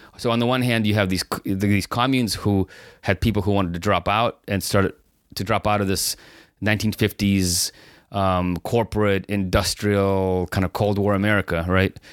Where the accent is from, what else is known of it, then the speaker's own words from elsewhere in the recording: San Francisco, California, United States; now in Los Angeles, United States; when I grew up in San Francisco